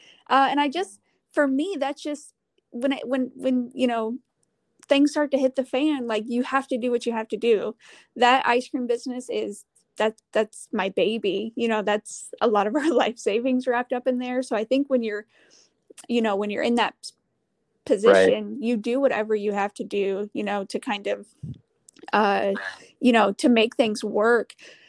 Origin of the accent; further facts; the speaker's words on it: Midwest, United States; but I'm from the Midwest, so a little bit of snow isn't going to scare me.